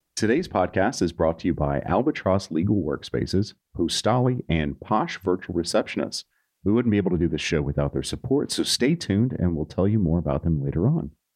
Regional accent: Nashville, Tennessee, United States; moved away; I'm from Nashville

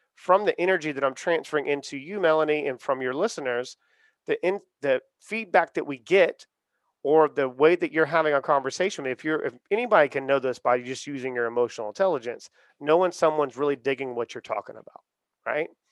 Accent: Charleston, South Carolina, United States; I'm from the South. I'm from Charleston, South Carolina

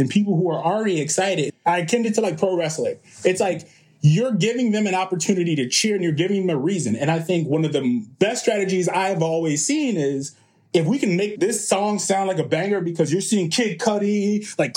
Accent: Chicago, Illinois, United States; I am from Chicago

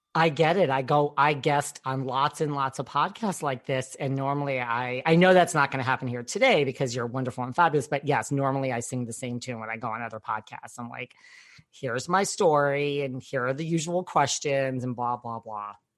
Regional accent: New York, United States; I'm from New York

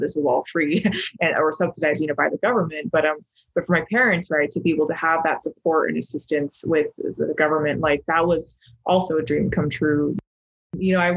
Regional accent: Logan, Utah, United States; also born or lived in China; I grew up in Northern Utah, in Logan

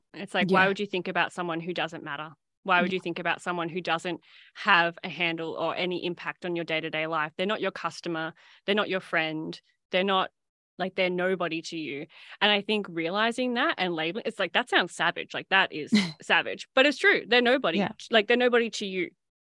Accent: Shepparton, Victoria, Australia; obviously I grew up in Shepparton. And so, you know, when I see someone from Shepparton order, chances are I'm like, oh yeah, I know who that is.

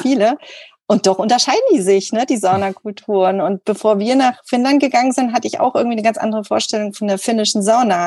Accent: Thuringia, Germany; moved away as an adult; also born or lived in Rauma, Finland; ich komme aus Thüringen

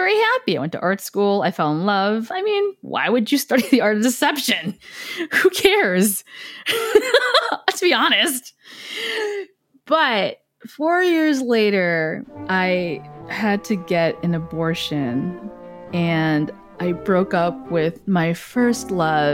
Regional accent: Willowbrook, Illinois, United States; moved away as an adult; also born or lived in Chicago / Las Vegas; I was raised in Willowbrook, Illinois, and I finally got to the big city, Chicago.

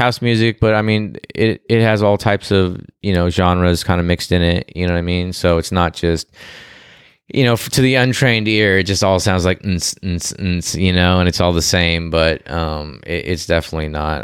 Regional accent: Glendale, California, United States; moved away as an adult; also born or lived in Canoga Park, California; now in Texas, United States; I was born, uh, in Glendale, and I, and I grew up in Glendale and spent half my life in Glendale and my other half in, uh, Canoga Park, which is San Fernando Valley

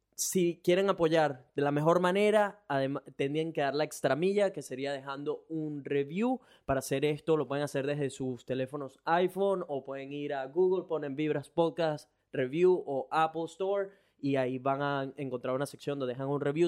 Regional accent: Venezuela; moved away as an adult; now in Brisbane, Australia; soy un latino, venezolano. Tengo ya tres años viviendo en Brisbane, Australia

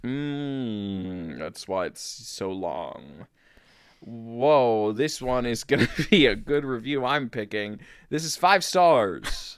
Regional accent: Virginia, United States; now in Chicago, United States; when I was a boy, growing up in Virginia

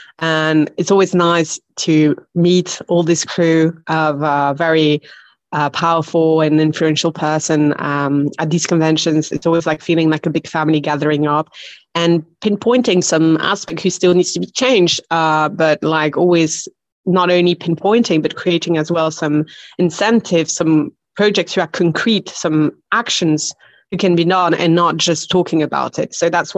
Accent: Belgium; accent: quite weird; now in Barcelona, Spain; No, my accent is very hard to put because I'm originally from Belgium.

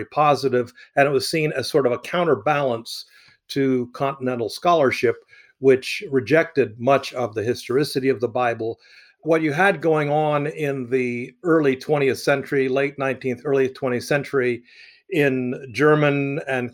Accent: Egypt; moved away; I had the joy of growing up in Egypt

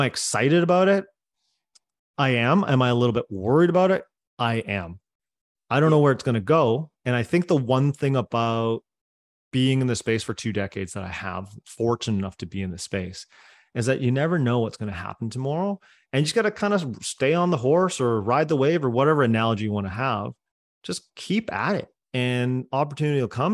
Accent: Coquitlam, British Columbia, Canada; first language Cantonese; English is a second language; i grew up in coquitlam canada man a suburb of vancouver

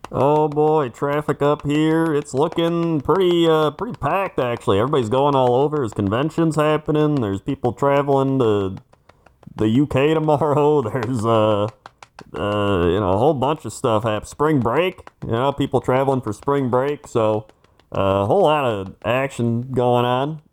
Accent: Fond du Lac, Wisconsin, United States; Fond du Lac, Wisconsin, my hometown and home of the Big Mac guy.

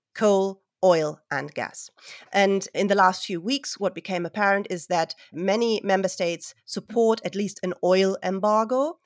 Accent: Hamburg, Germany; I'm a historian from Hamburg in Germany.

